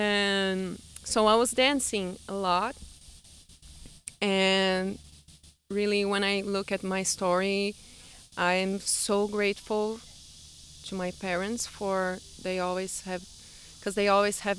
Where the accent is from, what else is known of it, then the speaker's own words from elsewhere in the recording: Brazil; first language Portuguese; English is a second language; now in United States; … is the way I've been introducing myself around here since I came to the U.S., because I'm from Brazil. And I just love being identified with this name too, …, because it means moon in Portuguese.